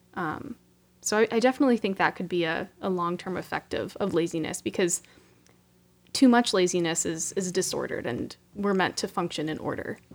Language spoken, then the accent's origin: English; Pittsburgh, Pennsylvania, United States; moved away as an adult; now in Stamford, United States; I'm originally from Pittsburgh, Pennsylvania, hail to Pitt